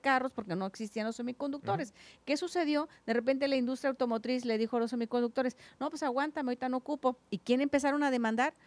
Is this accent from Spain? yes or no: no; Guadalupe Victoria, Baja California, Mexico; yo soy del Valle, de Guadalupe Victoria, kilómetro 43